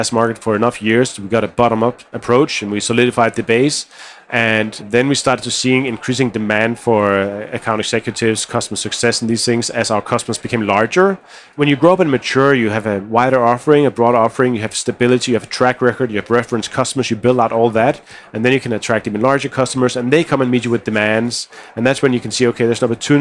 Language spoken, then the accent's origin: English; Denmark; we come from Denmark where design aesthetics is a big part of how we think about things